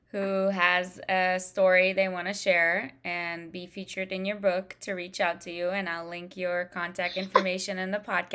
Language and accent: English; Washington, District of Columbia, United States; well, I'm from Washington, D.C. because I was just in a different state, right?